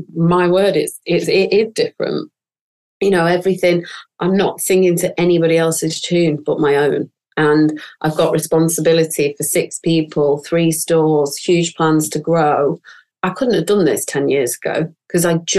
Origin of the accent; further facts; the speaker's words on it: northern England, United Kingdom; accent: northern; my northern accent